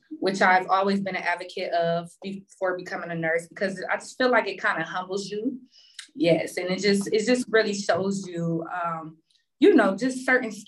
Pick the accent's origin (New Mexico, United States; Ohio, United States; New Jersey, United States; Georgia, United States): Ohio, United States; Cleveland; Currently, I am from Cleveland, and that's where I started my nursing career.